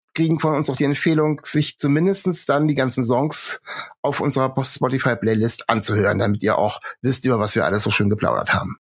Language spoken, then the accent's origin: German; Kassel, Hesse, Germany; now in Bremen, Germany; ich bin in Nordhessen aufgewachsen und meine äh, Eltern und Großeltern haben also mindestens untereinander noch komplett äh, nordhessisch gesprochen